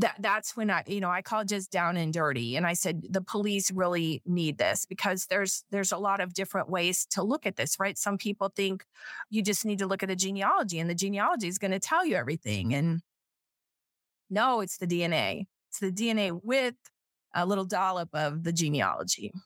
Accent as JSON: {"language": "English", "region": "South Florida", "country": "United States", "said": "I'm from South Florida"}